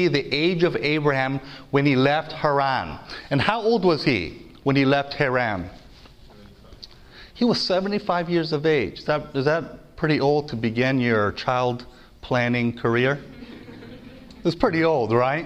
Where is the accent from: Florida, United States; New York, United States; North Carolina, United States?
North Carolina, United States; I'm from North Carolina. I'm actually a southerner